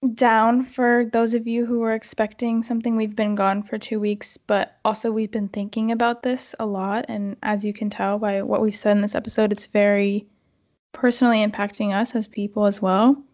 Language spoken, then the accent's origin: English; United States; We're born in America.